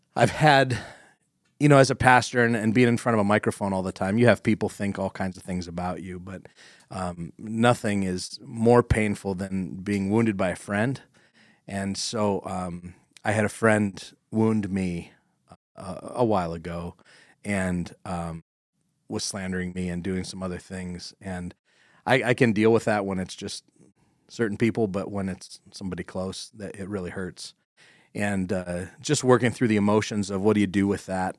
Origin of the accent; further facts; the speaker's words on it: Corry, Pennsylvania, United States; I grew up in Corrie next to Dodd's